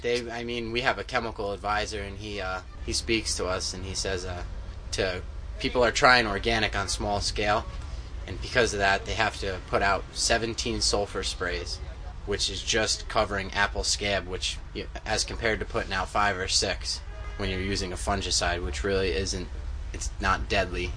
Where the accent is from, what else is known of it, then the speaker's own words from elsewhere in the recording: Milton, New York, United States; Milton, New York